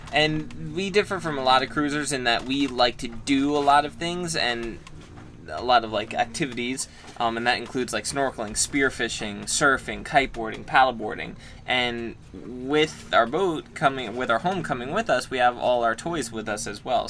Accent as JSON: {"language": "English", "country": "United States", "said": "we're lucky to be an American and be free as Americans are"}